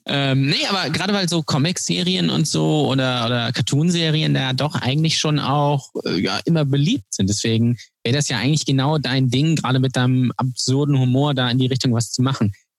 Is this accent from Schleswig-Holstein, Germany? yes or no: yes; Lübeck, Schleswig-Holstein, Germany; Ich bin der Einzige, äh, glaube ich, der äh, noch nicht weggezogen ist aus Lübeck, der da geboren wurde.